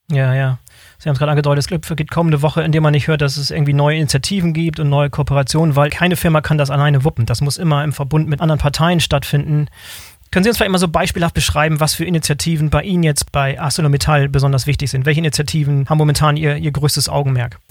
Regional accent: Bremerhaven, Bremen, Germany; Sie sind auch gebürtiger Bremerhavener, so wie ich. Das heißt, unsere Geburtsstadt Bremerhaven

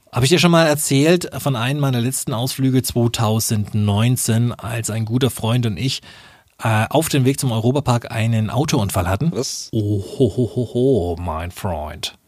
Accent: Nuremberg, Bavaria, Germany; als Nürnberger

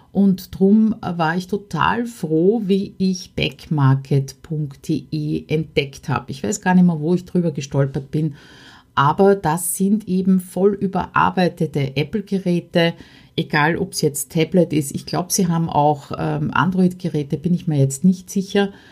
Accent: Austria; ein paar Hindernisse, die ich dabei als Österreicherin speziell überwinden habe müssen.

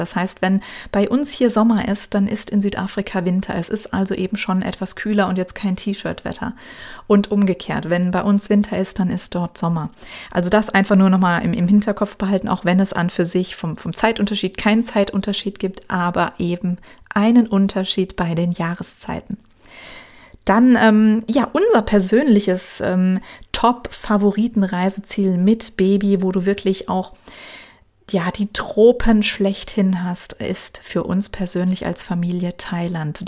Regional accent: Germany; uns als Deutsche

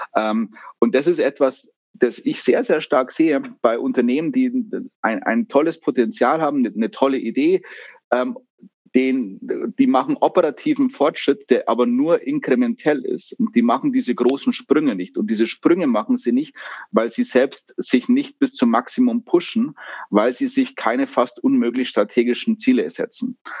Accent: Germany; wir als Deutsche

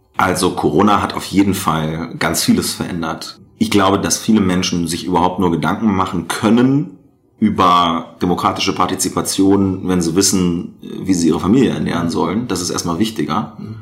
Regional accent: rural Lower Saxony, Germany; in Niedersachsen auf dem Land, ja, wo ich herkomme äh, ursprünglich, jetzt wohne ich in einer Stadt mit 100.000 Einwohnern

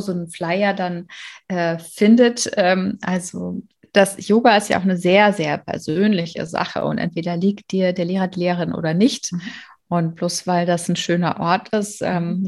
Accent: Berlin, Germany; ich bin ja in Berlin aufgewachsen, aber auf der anderen Seite der Mauer

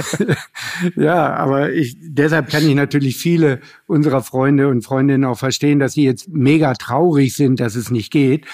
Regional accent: Hanover, Lower Saxony, Germany; als Hannoveraner nur sagen. Und äh, ich komme ja sogar aus dem Stadtteil Linden

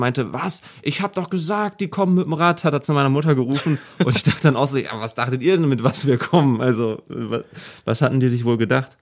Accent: Braunschweig, Lower Saxony, Germany; moved away as an adult; also born or lived in Peine; now in Hanover, Germany; in die Straßen meiner Heimat gefahren sind, in denen ich die ersten 20 Jahre aufgewachsen bin

